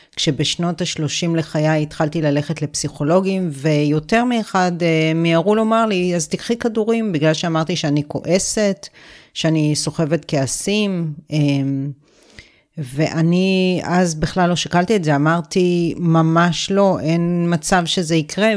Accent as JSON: {"language": "Hebrew", "country": "Israel", "tie": "born or raised there", "said": "גדלתי בקיבוץ"}